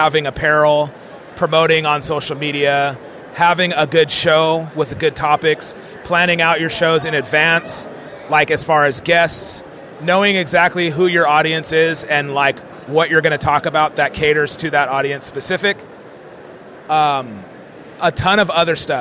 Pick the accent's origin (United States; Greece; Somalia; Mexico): United States; California; we talk naturally because we're from California. Like, dope, fool